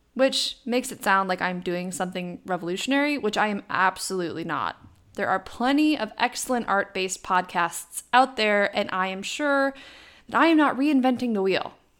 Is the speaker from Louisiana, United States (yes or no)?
no; Wisconsin, United States; accent: Wisconsin; I was born and raised in the great state of Wisconsin.